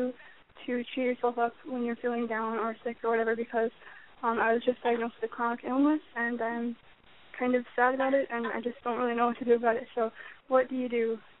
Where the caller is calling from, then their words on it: California, United States; I'm 15, and I'm calling from California